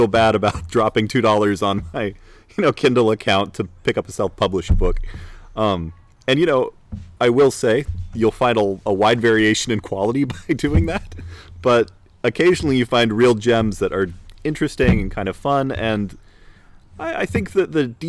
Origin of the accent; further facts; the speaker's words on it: Salt Lake City, Utah, United States; moved away; I grew up in Salt Lake City on the avenues, for people who are familiar with Utah